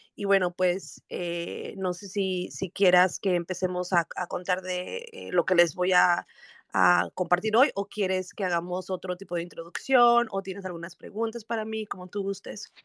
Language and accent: Spanish; Mexico City, Mexico; soy originaria de la Ciudad de México